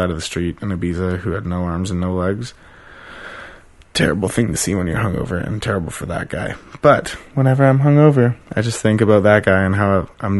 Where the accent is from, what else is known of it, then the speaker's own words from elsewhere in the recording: Ladner, British Columbia, Canada; now in Seattle, United States; I live in Seattle, born and raised in Ladner.